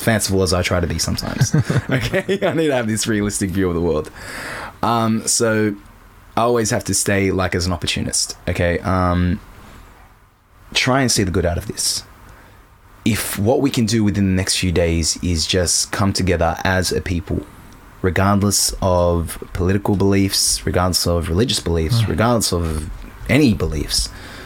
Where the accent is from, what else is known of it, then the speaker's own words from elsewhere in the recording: Australia; I'm an Aussie too